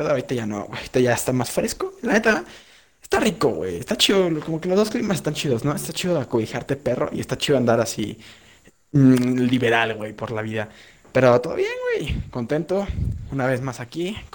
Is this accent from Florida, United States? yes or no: yes; Orlando, Florida, United States; yo soy de Orlando, ¿ok? De Orlando.